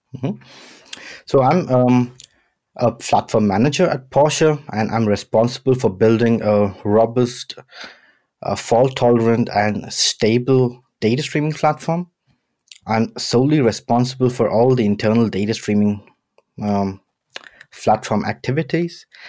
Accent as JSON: {"language": "English", "town": "Mumbai", "region": "Maharashtra", "country": "India", "tie": "born or raised there", "also_born_or_lived": "London, United Kingdom", "moved": "yes", "lives_now": "Stuttgart, Germany", "said": "I was born in Bombay, Uh, did most of my education in London, and now I'm living in Stuttgart"}